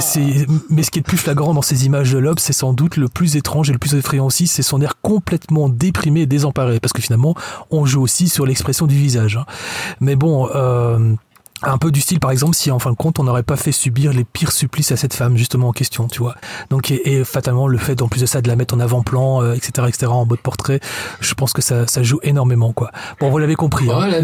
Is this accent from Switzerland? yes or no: no; Belgium; also born or lived in Lustin, Belgium; je venais d'une autre région de la Belgique